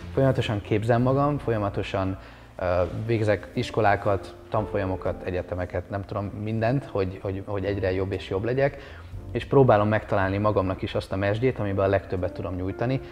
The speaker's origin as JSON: {"language": "Hungarian", "country": "Hungary", "also_born_or_lived": "Bali, Indonesia", "said": "milyen magyarként élni"}